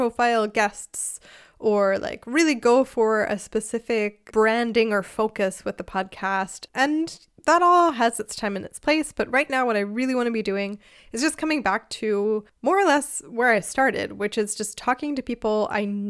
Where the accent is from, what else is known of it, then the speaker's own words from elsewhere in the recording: outside of Philadelphia, Pennsylvania, United States; moved away as an adult; also born or lived in South Carolina / Chicago; now in Germany; I'm from the US originally. I grew up outside of Philadelphia, and then I lived in South Carolina and Chicago